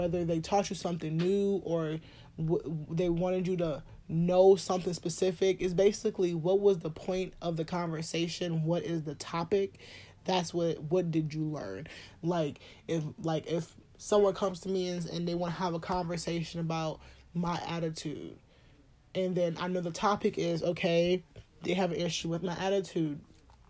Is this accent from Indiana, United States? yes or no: no; New Orleans, Louisiana, United States; I'm from New Orleans